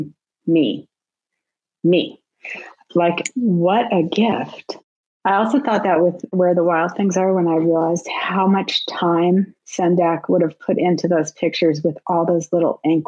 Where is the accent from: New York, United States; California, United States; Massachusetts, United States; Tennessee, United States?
California, United States; Southern; I grew up in Southern California